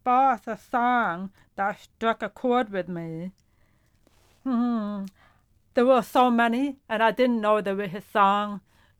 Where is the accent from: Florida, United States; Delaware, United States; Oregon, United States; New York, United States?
New York, United States; Brooklyn; English is a second language; also born or lived in Hungary / Hopewell, New Jersey / Baltimore, Maryland; I was born in Hungary, and I came to the United States in 1973 when I was 7 years old. And we first lived in Brooklyn, New York for about 5 years before I moved to Hopewell, New Jersey.